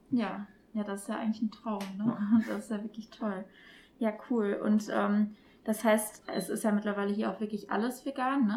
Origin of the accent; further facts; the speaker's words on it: Duisburg, North Rhine-Westphalia, Germany; hier in meiner Heimatstadt Duisburg.